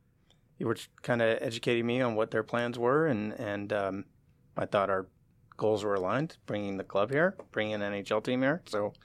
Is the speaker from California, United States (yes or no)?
yes; San Francisco, California, United States; moved away as an adult; also born or lived in Reno, Nevada; now in Seattle, United States; I grew up in San Francisco